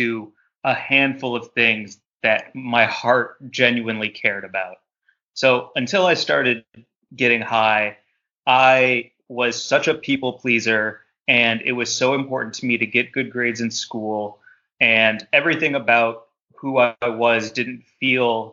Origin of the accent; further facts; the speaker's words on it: St. Louis, Missouri, United States; also born or lived in Chicago; now in Los Angeles, United States; I lived in Chicago for a really long time before I moved to LA, but growing up in St. Louis